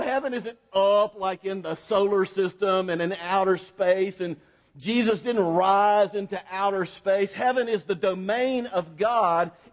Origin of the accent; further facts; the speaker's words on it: Florida, United States; I'm from Florida